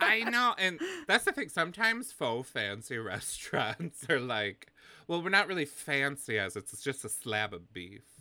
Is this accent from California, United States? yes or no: no; Wisconsin, United States; where I'm from. I'm from Wisconsin in the Midwest